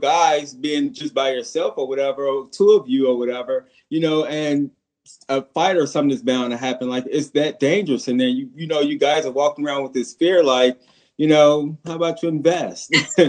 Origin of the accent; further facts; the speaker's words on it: Chicago, Illinois, United States; I'm from Chicago too